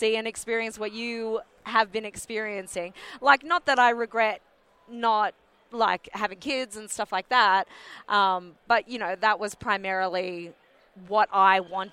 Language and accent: English; Australia; I'm only just like Australian. So my dad was born in England